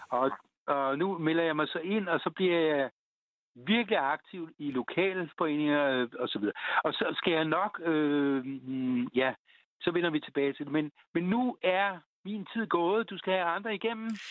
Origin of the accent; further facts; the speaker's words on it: Denmark; som danskere, det, det er en fornuftig, rimelig fornuftig folkefærd, vi er